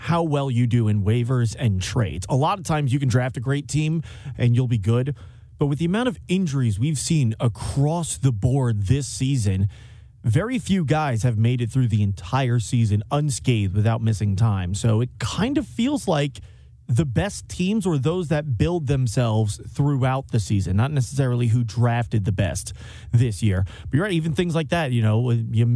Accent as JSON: {"language": "English", "area": "Long Island", "region": "New York", "country": "United States", "moved": "yes", "lives_now": "St. Louis, United States", "said": "I'm originally from Long Island, New York"}